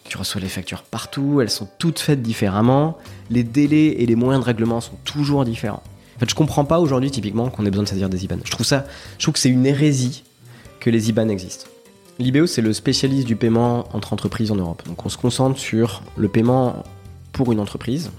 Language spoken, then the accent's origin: French; Nousty, Nouvelle-Aquitaine, France; moved away as an adult; un village qui s'appelle Nousty, qui, compte, qui comptait 600 habitants à l'époque.